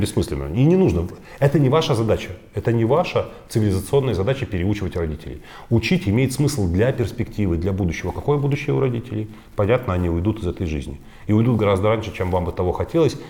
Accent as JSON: {"language": "Russian", "town": "Odesa", "region": "Odesa Oblast", "country": "Ukraine", "tie": "born or raised there", "moved": "as an adult", "lives_now": "Russia", "said": "Украина была страной, в которой я прожил э, с дошкольного периода до 33 лет всю вот важную часть моей жизни, когда я формировался"}